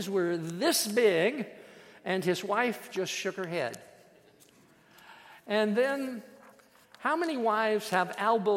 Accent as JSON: {"language": "English", "region": "Iowa", "country": "United States", "tie": "born or raised there", "said": "I was born and raised in Iowa"}